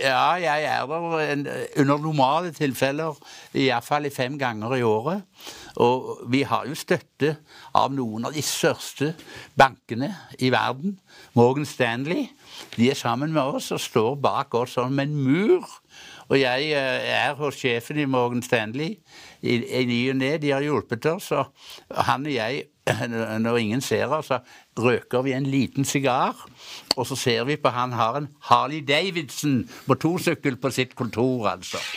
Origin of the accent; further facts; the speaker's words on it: Hjelmeland, Rogaland, Norway; der jeg kommer fra opprinnelig. Hjelmeland i Ryfylke.